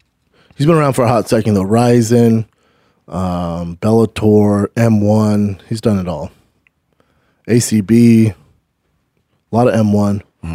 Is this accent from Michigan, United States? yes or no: no; Denver, Colorado, United States; now in Los Angeles, United States; I remember growing up in Denver, Colorado.